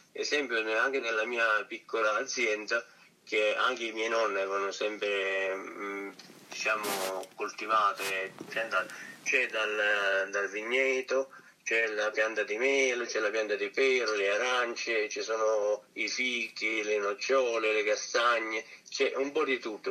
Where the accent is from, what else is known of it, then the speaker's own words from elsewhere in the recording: Roccagloriosa, Campania, Italy; also born or lived in Switzerland; qui nel Cilento, ehm, maggiormente nel mio paese